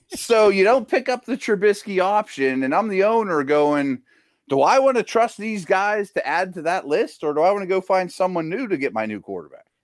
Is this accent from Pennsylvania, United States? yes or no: yes; Pittsburgh, Pennsylvania, United States; I like my hometown. My parents are getting up in age. I wanna be here